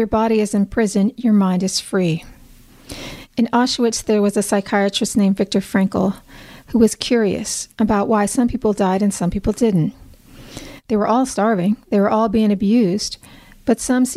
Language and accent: English; United States; As an American